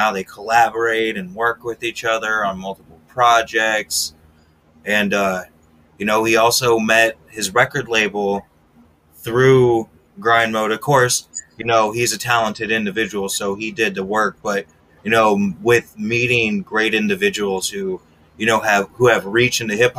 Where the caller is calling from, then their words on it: Wisconsin, United States; Hi, I'm …, tuning in from nowhere, Wisconsin.